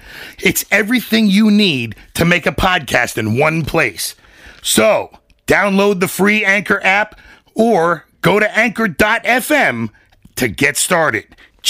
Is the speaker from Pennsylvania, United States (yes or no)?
yes; Stroudsburg, Pennsylvania, United States; I'm born and raised in Stroudsburg, Pennsylvania. Farm kid. Surprising to most. Everybody usually thinks I'm from New York.